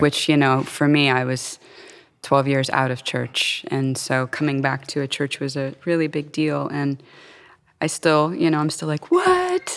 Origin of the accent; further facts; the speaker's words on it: Florida, United States; moved away as an adult; also born or lived in Cincinnati; I was born and raised in Florida